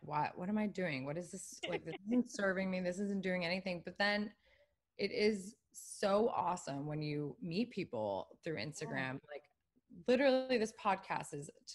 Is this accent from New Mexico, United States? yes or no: no; Washington, District of Columbia, United States; moved away as an adult; now in Los Angeles, United States; I am originally from the East Coast